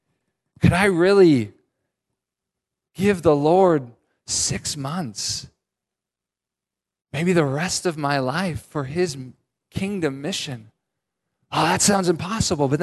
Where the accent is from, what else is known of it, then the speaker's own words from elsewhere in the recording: San Francisco Bay Area, California, United States; now in Seattle area, United States; I grew up in the San Francisco Bay Area